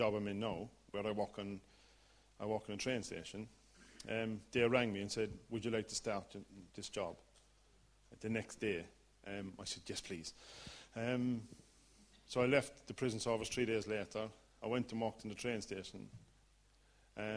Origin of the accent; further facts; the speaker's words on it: Ireland; accent: Irish; As you can tell from the accent, I'm Irish, born and bred.